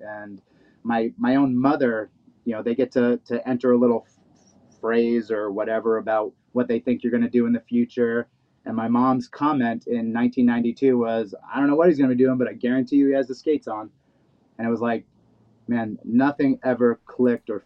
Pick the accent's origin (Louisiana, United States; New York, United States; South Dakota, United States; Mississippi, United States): New York, United States; New York City; I grew up in Brooklyn